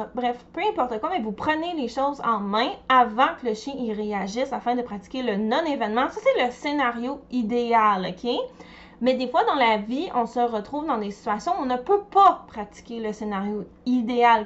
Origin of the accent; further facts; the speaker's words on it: Montreal, Quebec, Canada; je viens de Montréal